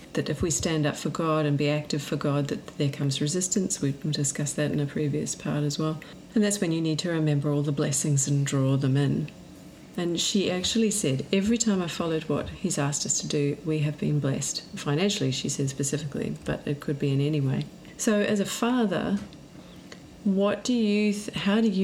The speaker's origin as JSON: {"language": "English", "country": "New Zealand", "said": "myself being New Zealand, and actually my heritage in England as well."}